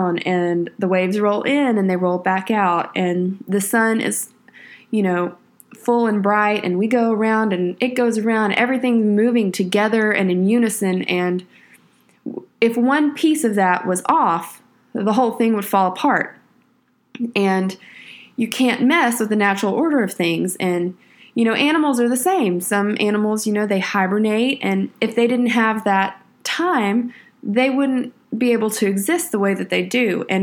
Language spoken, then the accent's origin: English; Texas, United States; I'm from Texas, so we spent a little time down on the Texas coast